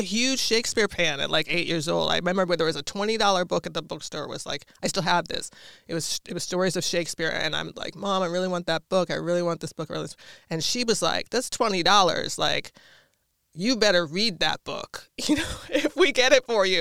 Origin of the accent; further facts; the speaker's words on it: Washington, District of Columbia, United States; moved away; so I grew up in Washington, D C